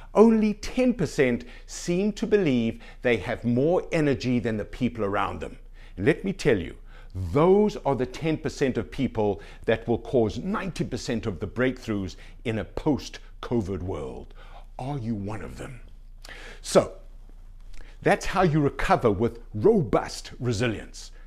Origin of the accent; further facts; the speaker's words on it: Canada; being a Canadian citizen